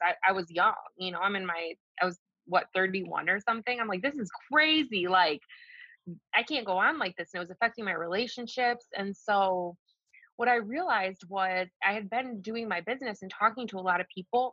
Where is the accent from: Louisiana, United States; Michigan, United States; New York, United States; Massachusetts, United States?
Michigan, United States; Detroit; also born or lived in Colorado; I'm from the Detroit metro area